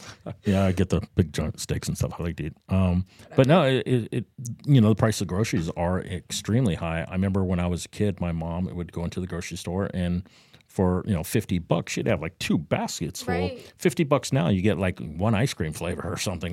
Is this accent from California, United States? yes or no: yes; Southern California, United States; now in Florida, United States; I grew up in Southern California